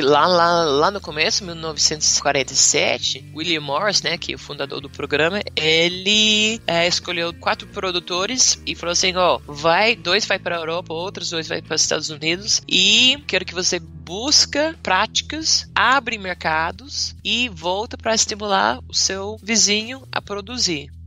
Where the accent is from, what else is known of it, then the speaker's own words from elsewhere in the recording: Western Australia, Australia; Portuguese is a second language; moved away as an adult; also born or lived in Bahia, Brazil; now in Brazil; eu cresci na Austrália